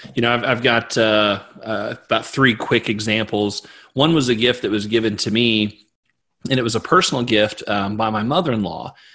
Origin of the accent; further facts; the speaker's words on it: Missouri, United States; I'm from Missouri